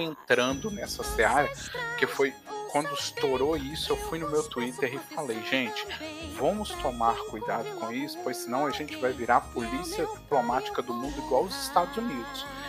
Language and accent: Portuguese; Minas Gerais, Brazil; eu sou de Minas